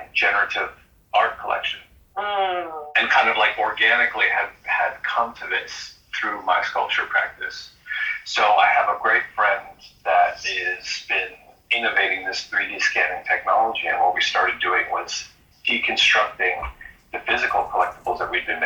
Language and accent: English; Boston, Massachusetts, United States; also born or lived in San Francisco; now in Los Angeles, United States; Growing up in Boston